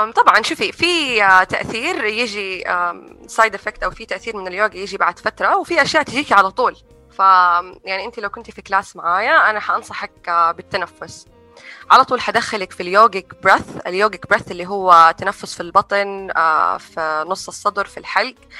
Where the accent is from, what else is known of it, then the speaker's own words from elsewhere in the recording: Saudi Arabia; moved away; also born or lived in United States; تجربتي في طفولتي هنا في السعوديه